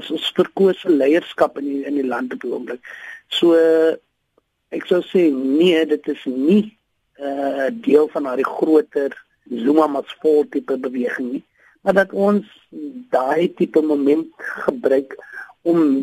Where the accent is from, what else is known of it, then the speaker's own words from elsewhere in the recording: South Africa; as Suid-Afrikaners